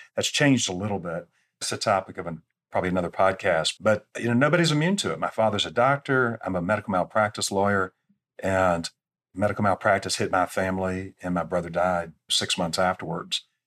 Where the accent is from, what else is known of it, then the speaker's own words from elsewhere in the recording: Atlanta, Georgia, United States; I grew up in Atlanta